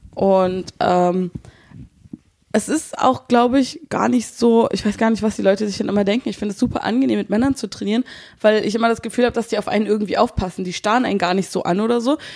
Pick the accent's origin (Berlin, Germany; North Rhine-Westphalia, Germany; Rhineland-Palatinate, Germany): Berlin, Germany; accent: Berlin dialect; also born or lived in Brandenburg; Ich bin Berliner